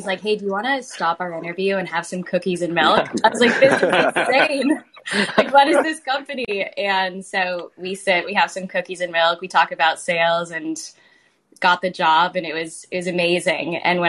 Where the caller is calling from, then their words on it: San Francisco, California, United States; I'm calling in from San Francisco. I'm in the marina.